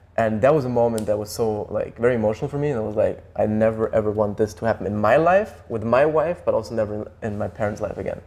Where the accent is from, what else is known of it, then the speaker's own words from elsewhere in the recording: Germany; Germany, like where we grew up